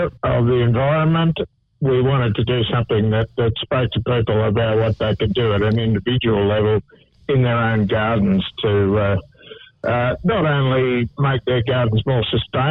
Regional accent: Gosford, New South Wales, Australia; moved away as an adult; now in Tasmania, Australia; I grew up in Gosford and did most of my horticulture

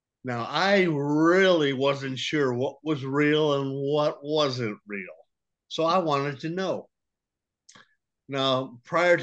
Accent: Detroit, Michigan, United States; I was raised in Detroit, Michigan, right here

